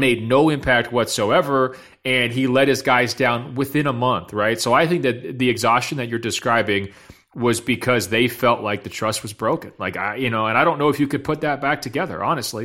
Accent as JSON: {"language": "English", "town": "Los Angeles", "region": "California", "country": "United States", "tie": "born or raised there", "said": "the two teams in my hometown"}